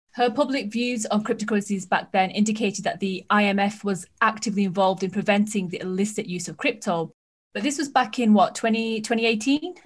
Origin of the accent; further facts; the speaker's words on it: United Kingdom; I'm speaking as a Brit